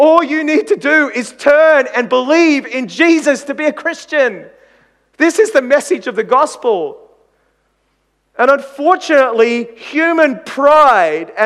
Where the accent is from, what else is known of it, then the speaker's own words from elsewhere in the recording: Queensland, Australia; I come from Queensland, for goodness sake. We Queenslanders are probably the most patriotic people in Australia. I remember growing up as a young kid in Queensland